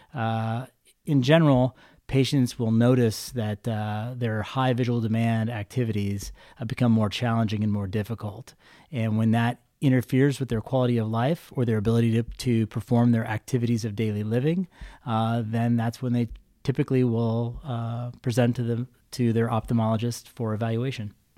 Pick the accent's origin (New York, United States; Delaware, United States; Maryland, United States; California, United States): California, United States; Visalia; moved away as an adult; also born or lived in Stockton, California; now in Fresno, United States; I'm a Valley native. I grew up in Visalia